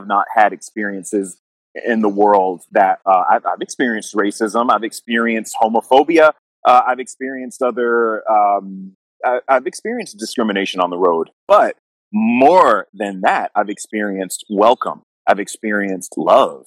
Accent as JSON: {"language": "English", "town": "Jacksonville", "region": "Florida", "country": "United States", "tie": "born or raised there", "said": "I grew up in Jacksonville, Florida"}